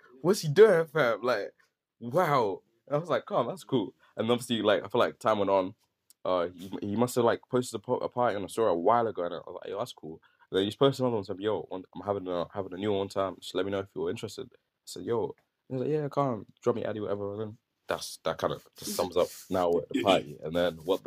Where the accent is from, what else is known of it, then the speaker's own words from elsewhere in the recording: Slough, South East England, United Kingdom; moved away; also born or lived in Leicester; I'm from, like, I was born in Slough